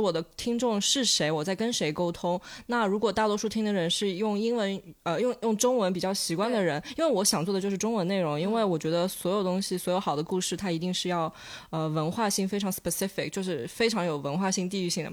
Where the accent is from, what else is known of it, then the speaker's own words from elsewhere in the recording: Shanghai, China; 我来自上海